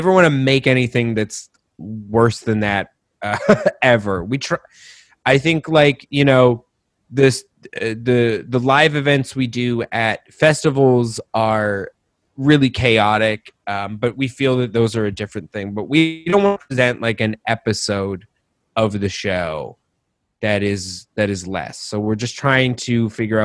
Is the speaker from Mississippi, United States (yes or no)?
no; Colorado, United States; moved away as an adult; also born or lived in Rochester, New York; now in New York, United States; I was born in Rochester, but I spent like most of my childhood in Colorado